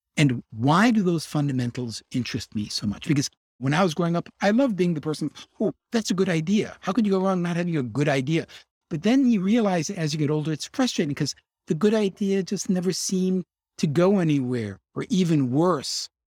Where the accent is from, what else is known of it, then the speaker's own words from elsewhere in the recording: Chicago, Illinois, United States; I grew up in Hyde Park. I'm a Chicago guy.